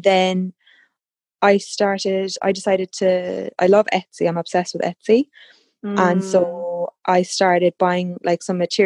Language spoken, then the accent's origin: English; Cork, Munster, Ireland; I'm from Cork, County Cork in Ireland